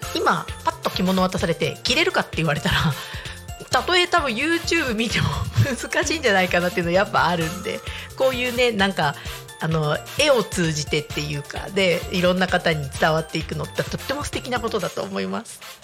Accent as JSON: {"language": "Japanese", "region": "Niigata", "country": "Japan", "tie": "born or raised there", "moved": "as an adult", "lives_now": "Tako, Japan", "said": "地元が新潟なんですよ新潟市で。でやっぱちっちゃい頃から雪降るの結構当たり前"}